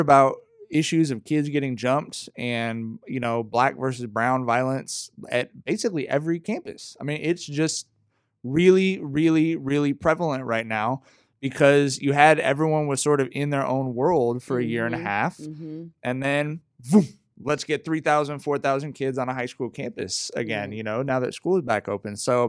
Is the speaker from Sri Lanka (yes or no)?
no; Long Beach, California, United States; I grew up in Long Beach